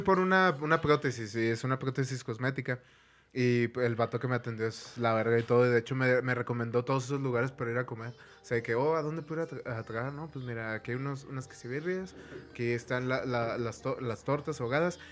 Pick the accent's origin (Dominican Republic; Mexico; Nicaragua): Mexico; northern Mexico; norteño en, tierras de, de, Moctezuma